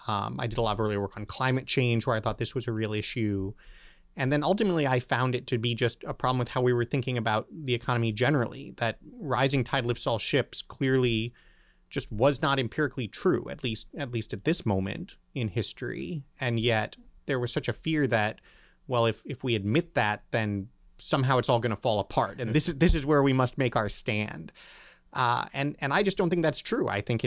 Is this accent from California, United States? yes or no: yes; Berkeley, California, United States; born there; Well, I was born in Berkeley, California. little known fact. Stayed there not very long, so that was probably for my own good.